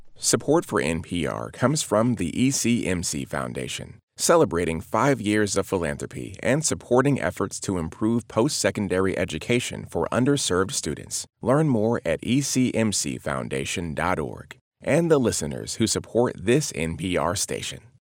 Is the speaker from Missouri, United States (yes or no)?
yes; St. Louis, Missouri, United States; I was born in Saint Louis